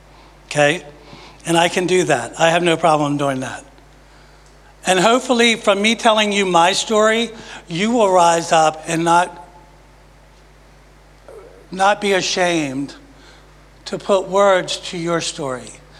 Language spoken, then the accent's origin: English; Maryland, United States; moved away as an adult; also born or lived in Virginia; now in Jacksonville, United States; I've lived for all my life in Maryland. I was born in Virginia. At five, I moved to Maryland. And I've been in Maryland until last October when Father God packed us up and brought us to Jacksonville. Okay, so I'm a Marylander.